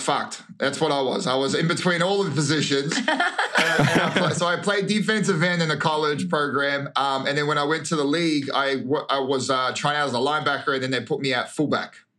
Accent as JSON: {"language": "English", "country": "Australia", "tie": "born or raised there", "also_born_or_lived": "New Zealand / Queensland / Victoria / France", "moved": "as an adult", "lives_now": "United States", "said": "I was uh, raised in Queensland and Victoria, but I was born in New Zealand till I was 10."}